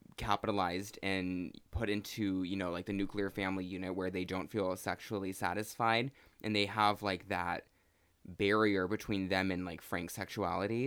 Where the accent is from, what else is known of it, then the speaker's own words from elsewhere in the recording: Pacific Northwest, United States; moved away; my hometown is from, you know, the Pacific Northwest